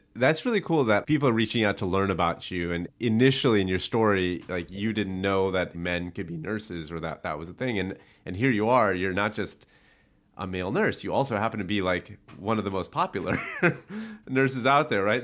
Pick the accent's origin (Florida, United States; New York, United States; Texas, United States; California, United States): California, United States; Buena Park; I grew up in Buena Park